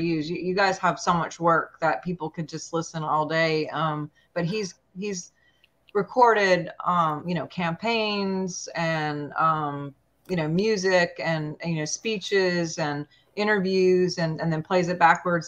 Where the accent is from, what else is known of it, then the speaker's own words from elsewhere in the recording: Montana, United States; moved away; Montana is my home state